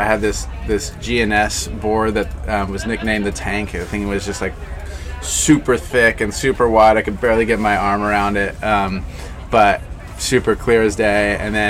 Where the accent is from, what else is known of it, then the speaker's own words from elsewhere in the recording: Ventura, California, United States; growing up in Ventura.